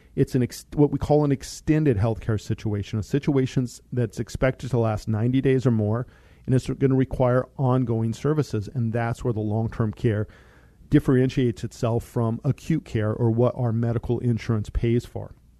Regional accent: Monte Vista, Colorado, United States; I grew up in Monta Vista, Colorado

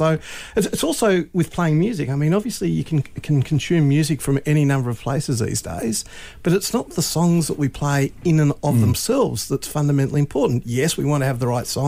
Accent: Launceston, Tasmania, Australia; moved away as an adult; also born or lived in Adelaide / Melbourne; I grew up in Launceston, and I moved away for a dozen years, and then I came back in my early 40s to take this role on.

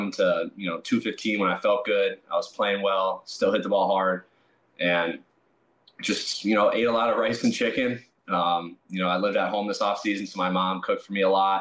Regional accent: Milwaukee, Wisconsin, United States; drafted by my hometown team, the Brewers.

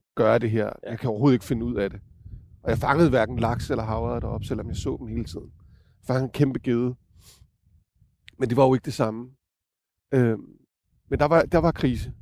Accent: Copenhagen, Capital Region of Denmark, Denmark; jeg er jo københavner

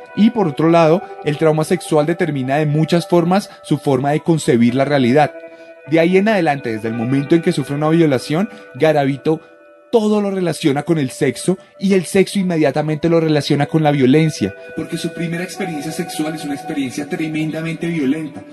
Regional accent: Colombia; producido en Colombia. Y aquí donde nací yo

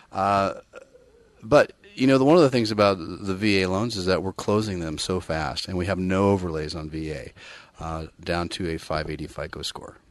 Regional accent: Bay Area, California, United States; born and bred in the Bay Area

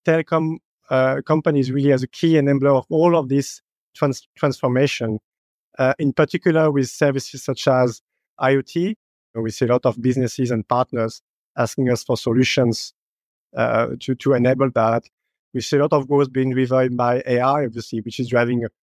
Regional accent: France; moved away; also born or lived in Middle East / North Africa / Asia / Indonesia; I'm from France, but I've lived and worked in almost 10 different countries in Middle East, North Africa, and Asia.

